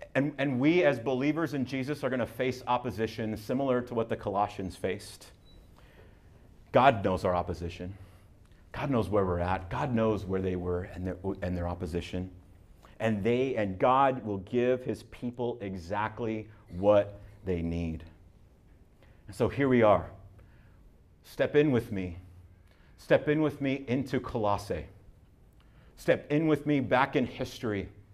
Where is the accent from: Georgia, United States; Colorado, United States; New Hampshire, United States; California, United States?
California, United States; Southern; I'm from Southern California